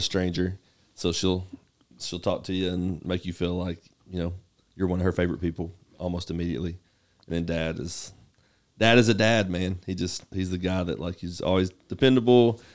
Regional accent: Knoxville, Tennessee, United States; moved away; I grew up in Knoxville, uh, born and raised Govals, uh, in East Tennessee

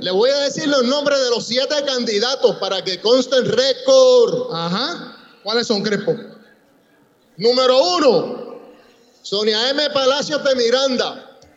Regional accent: Puerto Rico; Yo soy boricua y porque mi amor es Puerto Rico

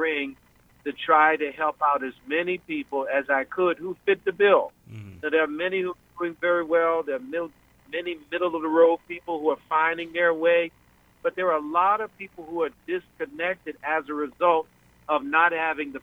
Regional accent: Atlantic County, New Jersey, United States; I'm from the Atlantic County

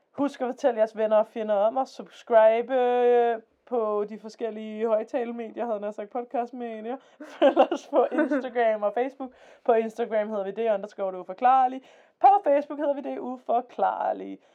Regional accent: Denmark

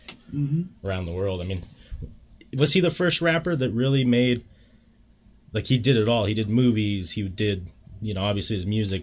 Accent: Utah, United States; growing up in Utah is a cool place

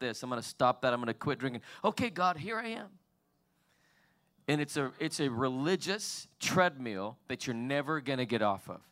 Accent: Salt Lake City, Utah, United States; I was born and raised in Salt Lake City, Utah

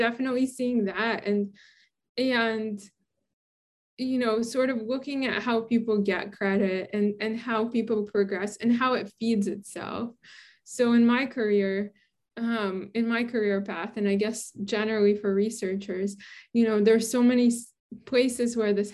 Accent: New York City, New York, United States; moved away as an adult; also born or lived in Boston / Western Massachusetts / Santa Barbara; now in Oregon, United States; I grew up in Brooklyn.

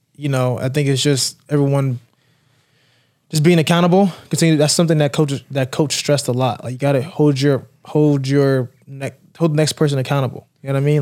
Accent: Raleigh, North Carolina, United States; now in Florida, United States; growing up in North Carolina

